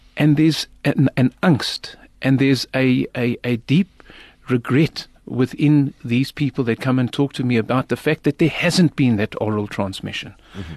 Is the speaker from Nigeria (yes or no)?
no; South Africa; I'm from South Africa.